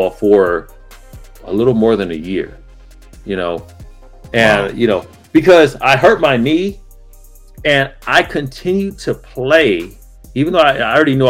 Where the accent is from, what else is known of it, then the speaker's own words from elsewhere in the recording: Pomona, California, United States; I grew up in Pomona, California